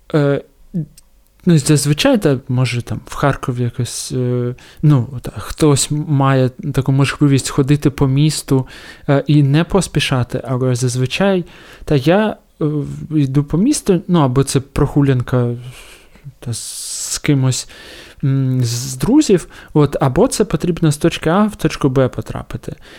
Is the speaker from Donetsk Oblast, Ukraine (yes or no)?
yes; Donetsk, Donetsk Oblast, Ukraine; moved away as an adult; я народився, виріс в Донецьку і поїхав е, звідти в кінці травня 2014